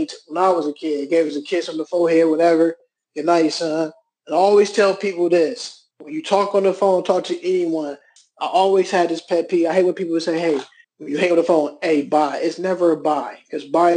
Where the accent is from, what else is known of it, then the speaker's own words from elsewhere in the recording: Cleveland, Ohio, United States; I'm from Cleveland, Ohio, born and raised